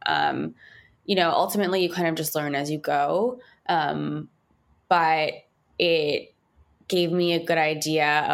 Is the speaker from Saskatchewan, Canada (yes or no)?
no; Montreal, Quebec, Canada; moved away as an adult; now in New York City, United States; I was born and raised in Montreal